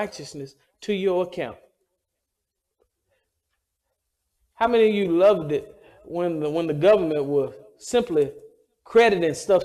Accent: the South, United States; I'm from the South, and I'm proud to be from the South.

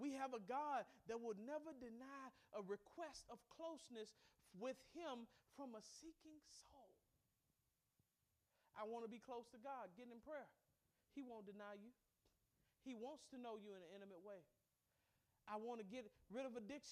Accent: Mississippi, United States; I grew up in Mississippi, which was a hotbed of segregation

